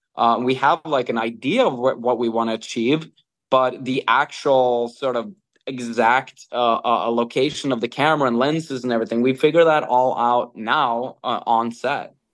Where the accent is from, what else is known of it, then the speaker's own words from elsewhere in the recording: Norway; I'm born and raised in Norway